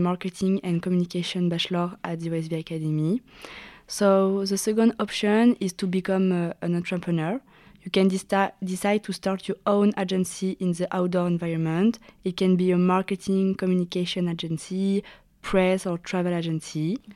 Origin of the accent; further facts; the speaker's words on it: Saint-Jean-de-Maurienne, Auvergne-Rhône-Alpes, France; I'm 21. I'm from Saint Jean de Maurienne